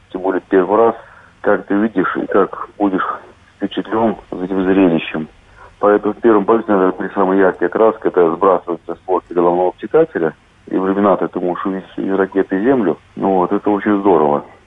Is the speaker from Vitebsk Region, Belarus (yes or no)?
no; Minsk Region, Belarus; born there; Видите, что городок очень маленький, и найти его, сказать, целенаправленно очень тяжело, поэтому я снимал целый район рядом с Минском. Вот, а потом уже на фотографиях выделял и увеличивал фотографии именно своего города.